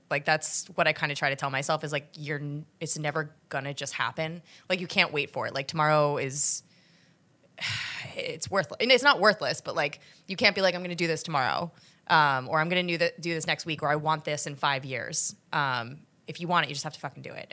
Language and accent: English; New Jersey, United States; also born or lived in New York City / Philadelphia; now in New York, United States; I was born here, but I moved down to South Jersey and went to college in Philly